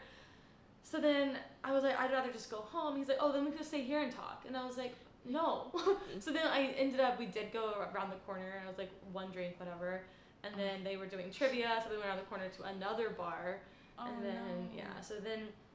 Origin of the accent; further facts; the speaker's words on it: North Carolina, United States; now in New York, United States; before I moved to New York because I'm from North Carolina